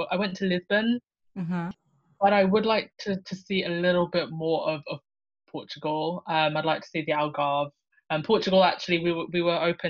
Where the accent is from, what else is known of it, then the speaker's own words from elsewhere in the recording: United Kingdom; also born or lived in Lusaka, Zambia; now in London, United Kingdom; I was born in Lusaka, Zambia. Zambia is in kind of southern central Africa. I moved to the United Kingdom when I was 2 years old